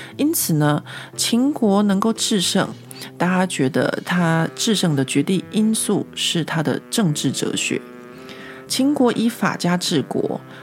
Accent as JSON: {"language": "Chinese", "country": "Taiwan", "tie": "born or raised there", "moved": "as an adult", "lives_now": "Paris, France", "said": "像我们这种在台湾长大，没有什么被，呃，监视的经验的人"}